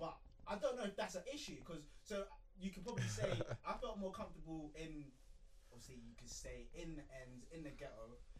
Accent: London, United Kingdom; But then I grew up in East, where it's predominantly white.

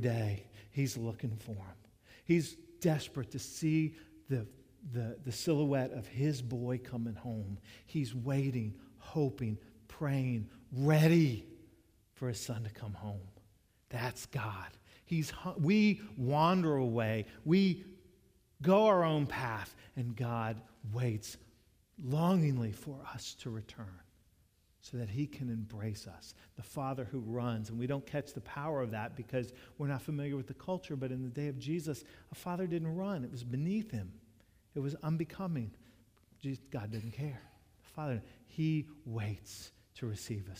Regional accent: Jacksonville, United States; moved away; When I was growing up in Jacksonville, when dad served Main Street United Methodist Church from the years I was in the first grade to the seventh grade

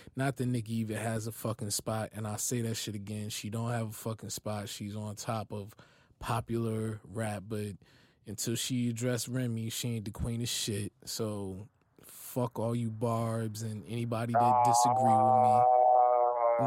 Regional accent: East Orange, New Jersey, United States; I'm from East Orange.

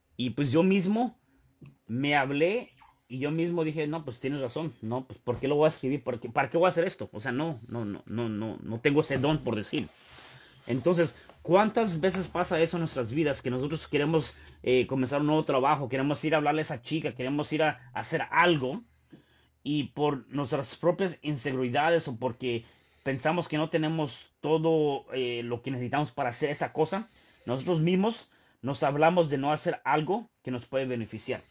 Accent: Mexico City, Mexico; yo, yo nací en la Ciudad de México

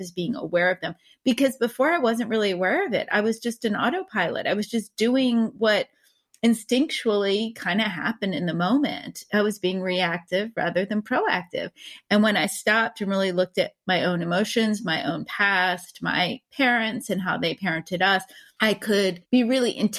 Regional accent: East Coast, United States; I grew up on the East Coast

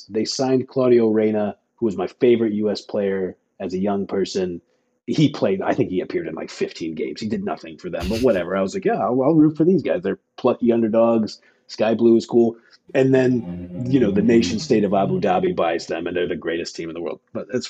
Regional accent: United States; As an American

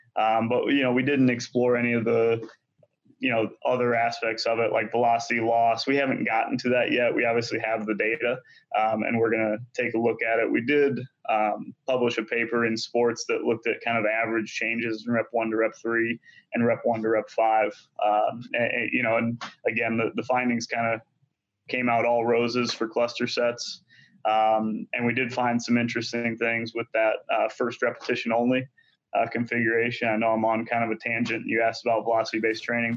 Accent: United States; a little small school in my hometown uh, that I'm very proud of called Augustana.

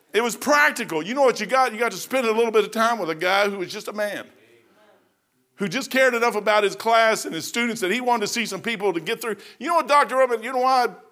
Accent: Kentucky, United States; I'm from Kentucky

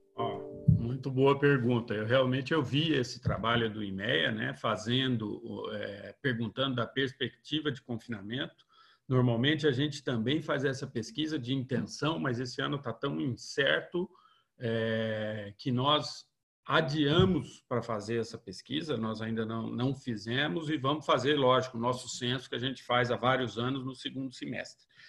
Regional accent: interior of São Paulo, Brazil; moved away as an adult; also born or lived in Viçosa; eu sou do interior de São Paulo

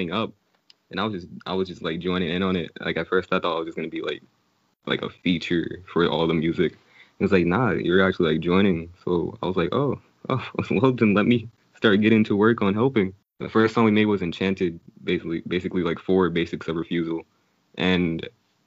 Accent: New York City, New York, United States; I'm from Brooklyn, New York

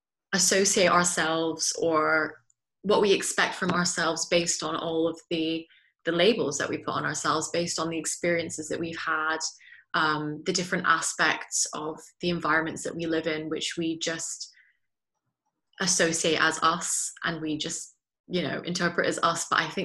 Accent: Belgium; also born or lived in Netherlands; I have a British passport, but I was born in the Netherlands and I've grown up in Belgium from the age of 3.

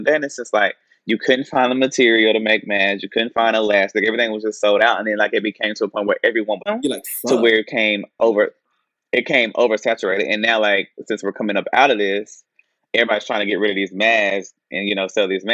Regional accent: Anderson, South Carolina, United States; Chadwick Boseman, he was from my hometown.

